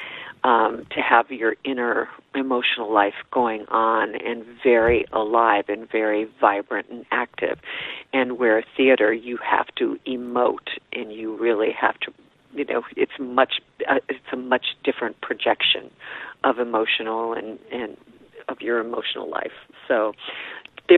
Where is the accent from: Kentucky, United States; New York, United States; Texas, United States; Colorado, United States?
Colorado, United States; Boulder; also born or lived in Rochester, Minnesota; I grew up in Boulder, Colorado